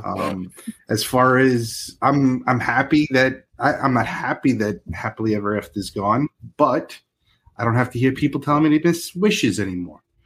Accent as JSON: {"language": "English", "region": "New York", "country": "United States", "moved": "yes", "lives_now": "Florida, United States", "said": "I'm originally from New York"}